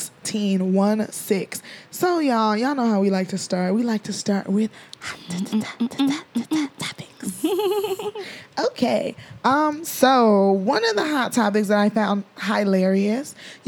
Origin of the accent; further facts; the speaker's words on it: Nigeria; we're Nigerian.